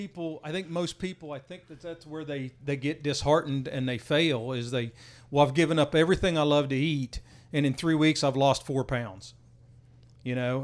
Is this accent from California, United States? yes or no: no; West Virginia, United States; moved away as an adult; now in Texas, United States; I grew up in West Virginia, got down here in, uh, ninety-three